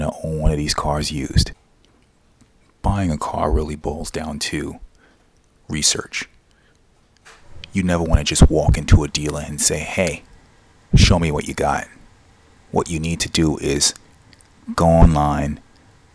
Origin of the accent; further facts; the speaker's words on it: United States; I'm American